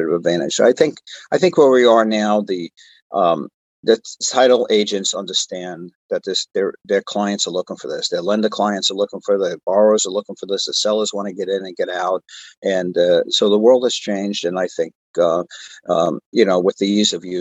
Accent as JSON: {"language": "English", "region": "New York", "country": "United States", "tie": "born or raised there", "moved": "as an adult", "lives_now": "Southern California, United States", "said": "I grew up in New York"}